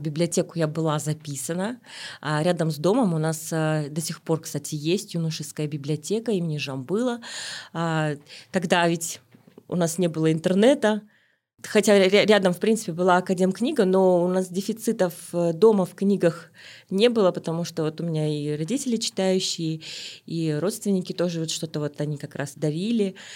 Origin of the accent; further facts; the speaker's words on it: Almaty, Kazakhstan; Я родилась в Алматы, в Алмате тогда